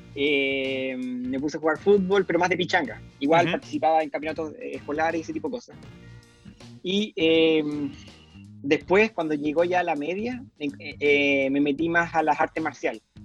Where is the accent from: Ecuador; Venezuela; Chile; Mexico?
Chile; Temuco, Araucanía; also born or lived in Ithaca, New York, United States; soy de Temuco porque es el lugar donde me crié